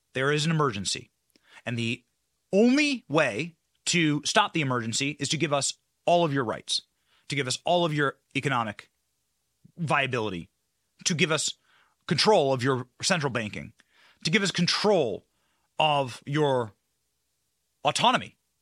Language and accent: English; Tampa, Florida, United States; my hometown of Tampa